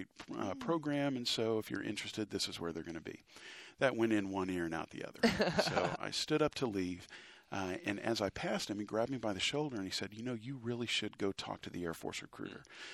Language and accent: English; Round Rock, Texas, United States; I grew up in Round Rock